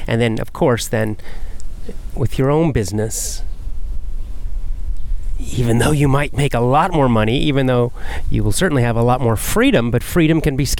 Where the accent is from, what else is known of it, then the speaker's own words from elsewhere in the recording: Athens, Georgia, United States; moved away as an adult; also born or lived in South Carolina; I moved from my hometown in Athens, Georgia